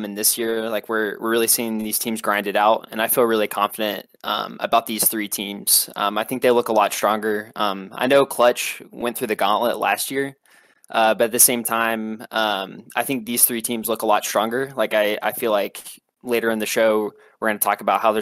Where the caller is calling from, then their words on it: Louisville, Kentucky, United States; Calling from Louisville, Kentucky